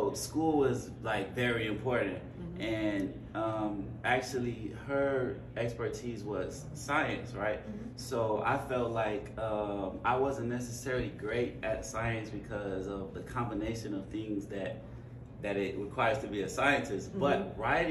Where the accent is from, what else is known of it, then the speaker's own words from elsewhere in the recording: outside Chicago, Illinois, United States; I grew up outside Chicago